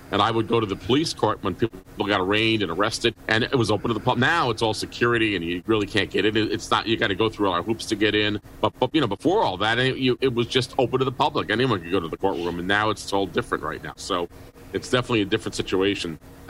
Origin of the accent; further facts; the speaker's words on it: New York City, New York, United States; moved away; also born or lived in Auburn; when I was growing up in New York City, I was a kid